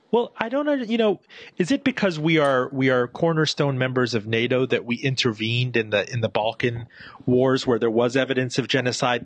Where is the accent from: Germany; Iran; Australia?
Iran; I was born in Iran